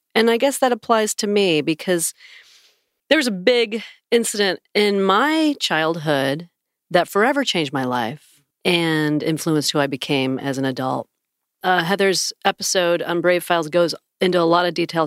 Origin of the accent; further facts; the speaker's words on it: on Lake Ontario, Western New York near Niagara Falls, United States; moved away; I grew up right on Lake Ontario